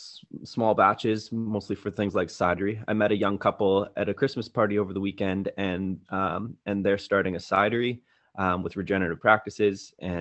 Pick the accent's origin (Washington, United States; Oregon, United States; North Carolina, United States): Washington, United States; Wenatchee; also born or lived in Seattle; I was born in Seattle, 6 months old, moved to Wenatchee, Washington, which is the apple capital of the world to this day, on the Columbia River there.